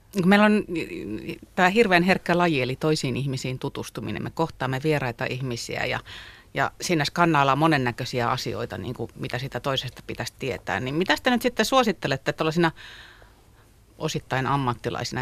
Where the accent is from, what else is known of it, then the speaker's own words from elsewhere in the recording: Kymenlaakso, Finland; moved away; Mä oon siis Kymenlaaksosta kotoisin.